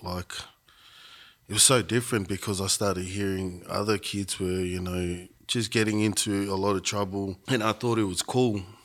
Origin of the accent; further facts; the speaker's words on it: Shepparton, Victoria, Australia; also born or lived in Melbourne; I grew up in Shepparton